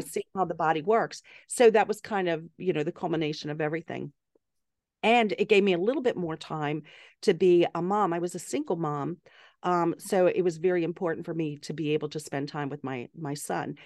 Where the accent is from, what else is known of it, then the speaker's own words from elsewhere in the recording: the South, United States; moved away as an adult; also born or lived in Pittsburgh, Pennsylvania / Atlanta, Georgia / South Carolina / Massachusetts; I'm from the South, grew up in Atlanta and South Carolina